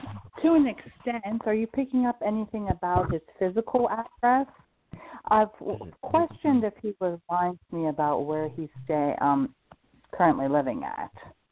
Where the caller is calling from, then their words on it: Pennsylvania, United States; I'm calling from Pennsylvania.